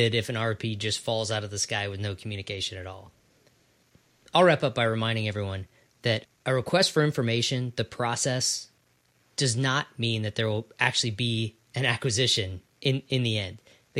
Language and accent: English; Ohio, United States; I'm from Ohio.